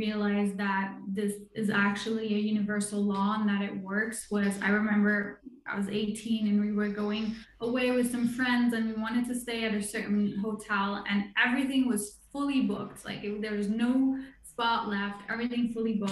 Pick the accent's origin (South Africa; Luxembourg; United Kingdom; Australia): Luxembourg; now in France; I live in France. I'm originally from Luxembourg.